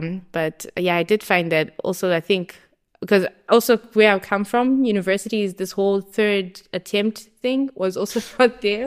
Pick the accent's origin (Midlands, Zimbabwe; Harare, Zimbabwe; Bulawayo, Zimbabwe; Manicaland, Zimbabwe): Harare, Zimbabwe; moved away as an adult; now in Kleve, Germany; I grew up in Zimbabwe, in Harare, And I did all my high school, my primary school, everything